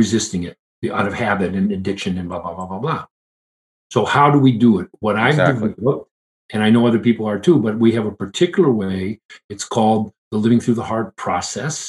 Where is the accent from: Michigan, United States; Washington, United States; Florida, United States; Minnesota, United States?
Michigan, United States; Detroit; I grew up in Detroit.